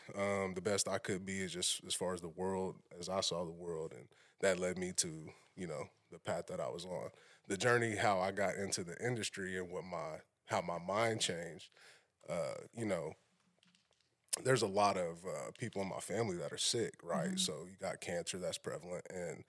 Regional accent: Shawnee, Oklahoma, United States; So I'm from Shawnee.

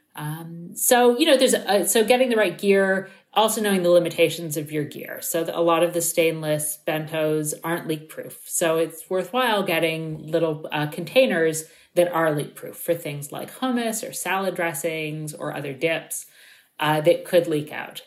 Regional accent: Toronto, Ontario, Canada; I grew up in Toronto

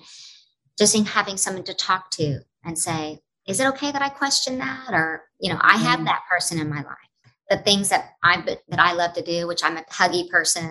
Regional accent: Oklahoma, United States; moved away as an adult; also born or lived in Los Angeles / Nashville; now in New York, United States; I have a camp in my hometown, a Broadway boot camp

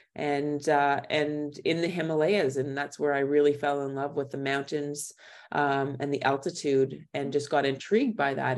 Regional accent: Thunder Bay, Ontario, Canada; moved away as an adult; also born or lived in Waterloo / Western Australia; now in Kathmandu, Nepal; I'm originally from Thunder Bay

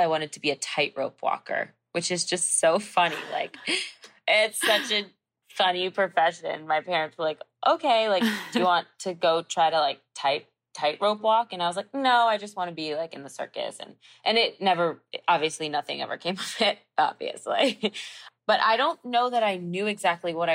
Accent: New York, United States; now in Los Angeles, United States; I grew up in Manhattan

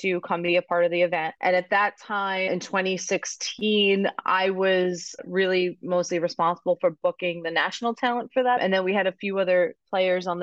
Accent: Long Island, New York, United States; now in Massachusetts, United States; I grew up in Long Island

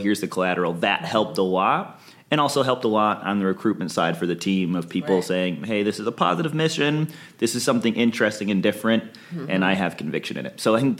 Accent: Ann Arbor, Michigan, United States; now in Los Angeles, United States; I am from Michigan originally. Oh, okay. I'm from Ann Arbor, Michigan.

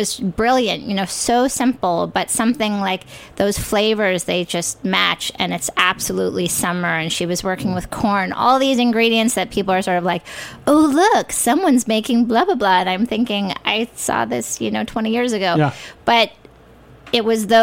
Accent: New York, United States; also born or lived in California; I grew up in New York

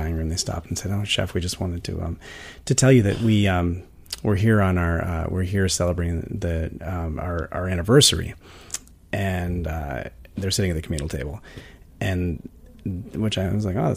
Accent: Vermont, United States; also born or lived in Spain; now in New York City, United States; I grew up in Vermont on a small sort of sustainable organic farm.

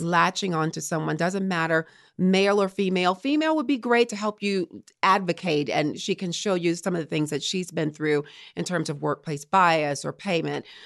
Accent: Baton Rouge, Louisiana, United States; moved away as an adult; also born or lived in Morgan City, Louisiana / Colorado Springs, Colorado / Richmond, Virginia; I'm from Baton Rouge, Louisiana, Southern girl

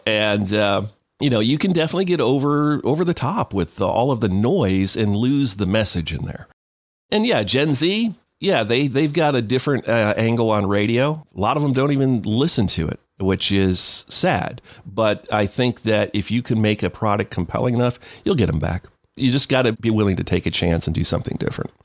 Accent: Ogdensburg, New York, United States; moved away as an adult; also born or lived in Watertown, New York / Daytona Beach, Florida; I grew up in Ogdensburg, New York

